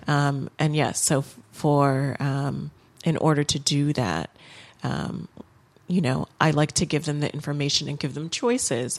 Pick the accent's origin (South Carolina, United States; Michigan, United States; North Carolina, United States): Michigan, United States; Lansing; also born or lived in Los Angeles; I spent most of my childhood in and around Lansing, Michigan, Um, but my parents did move us to Los Angeles for about three years while I was in elementary school.